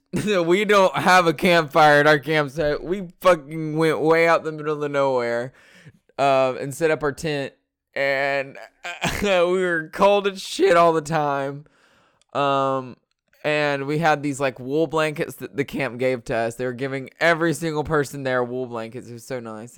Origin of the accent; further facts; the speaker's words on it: Georgia, United States; also born or lived in North Dakota; I am in Georgia, which is where I was born and raised in Georgia